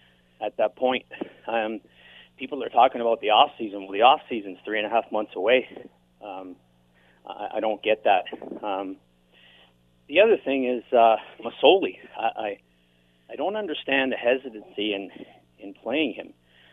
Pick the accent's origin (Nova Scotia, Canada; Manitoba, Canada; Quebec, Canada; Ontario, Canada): Ontario, Canada; Hamilton; I'm born and raised in Hamilton